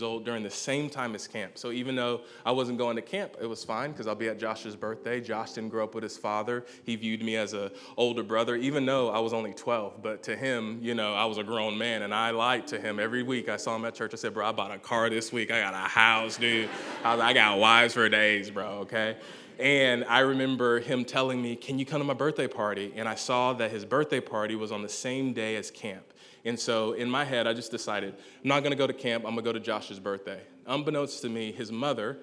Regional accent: Gainesville, Georgia, United States; I hail from Gainesville, Georgia, not Florida

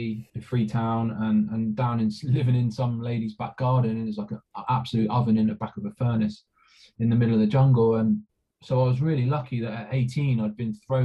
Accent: England, United Kingdom; moved away as an adult; I'd come from being this young lad from a fishing village from the south coast

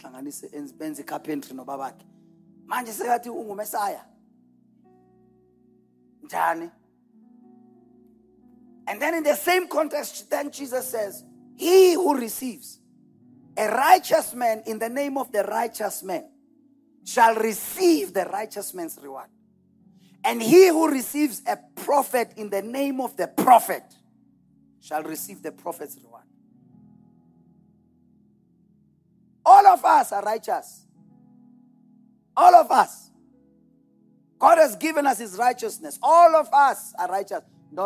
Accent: Delmas, Mpumalanga, South Africa; I was born in Delmas. I lived and grew up 813 Vilakazi Street

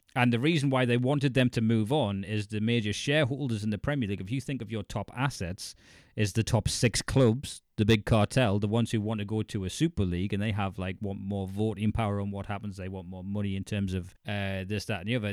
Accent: County Durham, North East England, United Kingdom; moved away as an adult; I'm County Durham border and family's Geordie

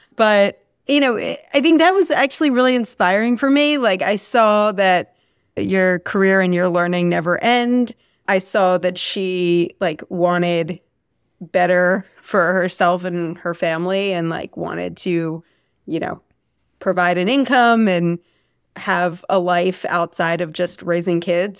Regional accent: Philadelphia, Pennsylvania, United States; I grew up Right outside of Philadelphia, went to Lower Marion High School

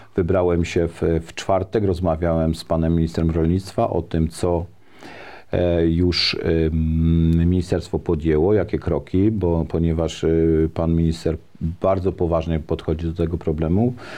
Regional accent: Szydłów, Świętokrzyskie Voivodeship, Poland; ja y, jestem mieszkańcem powiatu staszowskiego, pochodzę z pięknej historycznej miejscowości Szydłów

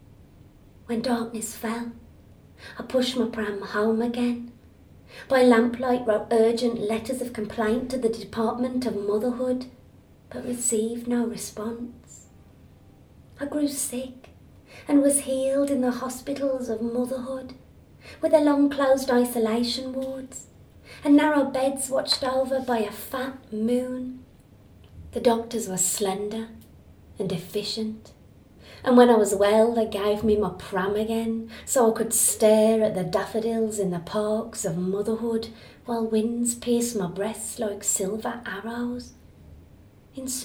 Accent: Black Country, West Midlands, United Kingdom; moved away; also born or lived in Edinburgh; where I grew up in the Black Country in Birmingham, there was many, many pigeon lofts

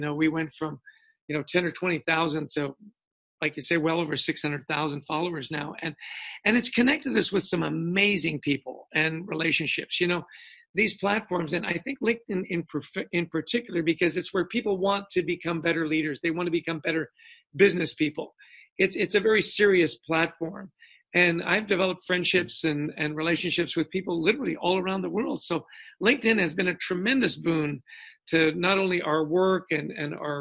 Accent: Canada; moved away; And I grew up in Canada

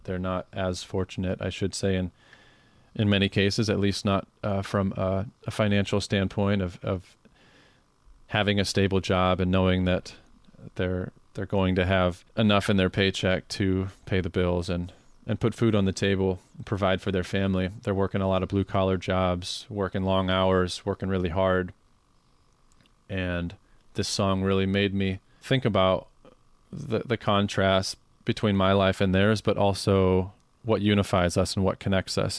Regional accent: Carroll, Iowa, United States; my hometown of Carroll, Iowa

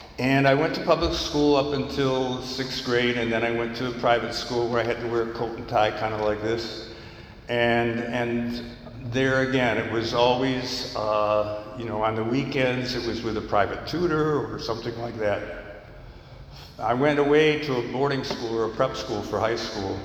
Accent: New York, United States; I grew up in New York State where the drinking age at that time was 18

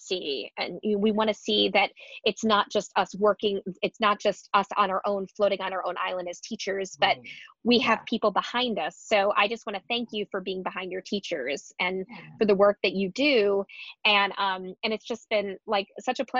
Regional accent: Connecticut, United States; I'm from Connecticut, and it was not very diverse where I grew up either

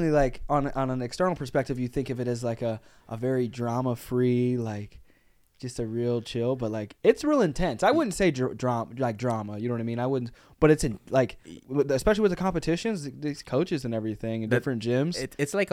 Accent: San Juan, Puerto Rico; also born or lived in Texas; now in Chicago, United States; I'm from Puerto Rico. What part of Puerto Rico? San

